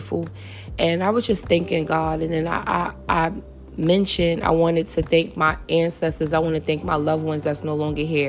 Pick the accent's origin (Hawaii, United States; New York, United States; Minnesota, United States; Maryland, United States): New York, United States; New York City; I grew up in St. Nick Projects